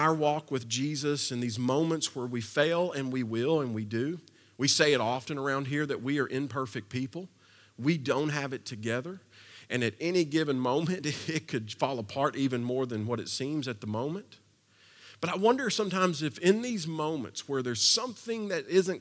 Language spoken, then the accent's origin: English; Kentucky, United States; also born or lived in Versailles, Kentucky; now in Nashville, United States; I've been here a long time, but I'm originally from Kentucky, which means growing up, I grew up on a steady diet of two things.